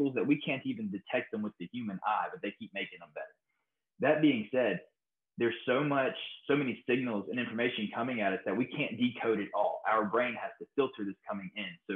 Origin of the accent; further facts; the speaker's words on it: United States; growing up in America with Hollywood